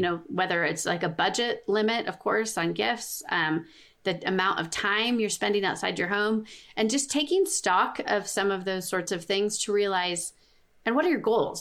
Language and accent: English; Southern California, United States; moved away as an adult; now in Colorado, United States; we live in Colorado. We moved from Southern California, where we grew up